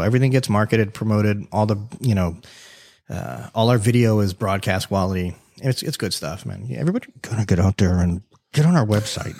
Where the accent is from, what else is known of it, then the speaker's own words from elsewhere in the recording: Davie, Florida, United States; accent: New York; also born or lived in New York City; I lived in New York for, you know, about five years as a kid, right? I was born in South Florida, moved to New York, came back